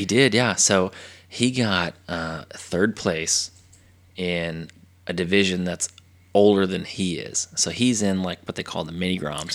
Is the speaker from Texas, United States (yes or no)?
yes; Texas, United States; from Texas.